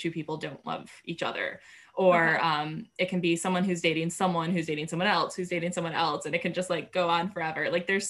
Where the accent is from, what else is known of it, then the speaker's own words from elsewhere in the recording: New York, United States; moved away as an adult; also born or lived in Denver; I was coming from New York where I'd lived my entire life. And then I moved to Denver